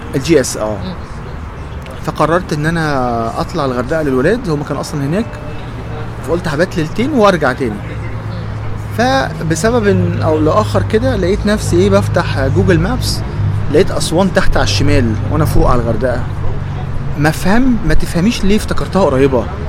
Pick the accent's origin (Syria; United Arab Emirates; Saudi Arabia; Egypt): Egypt; انا من مصر هنا